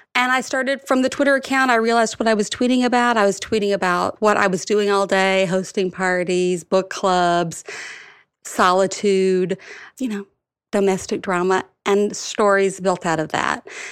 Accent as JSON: {"language": "English", "region": "Alabama", "country": "United States", "tie": "born or raised there", "moved": "yes", "lives_now": "New York City, United States", "said": "I grew up in Alabama"}